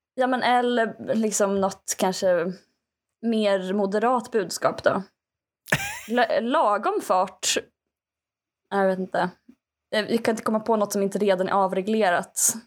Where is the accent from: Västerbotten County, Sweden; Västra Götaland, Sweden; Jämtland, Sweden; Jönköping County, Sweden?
Västra Götaland, Sweden; Skaraborg; som skaraborgare